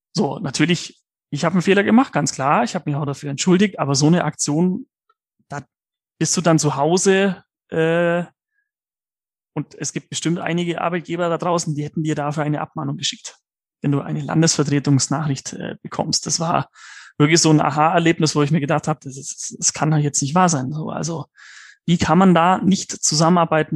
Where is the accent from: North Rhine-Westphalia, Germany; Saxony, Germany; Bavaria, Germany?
Bavaria, Germany; Allgäu; ich bin ja gebürtiger Allgäuer